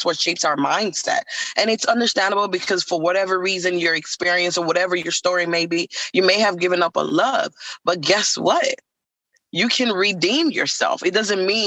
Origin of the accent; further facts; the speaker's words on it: Nigeria; I am from Nigeria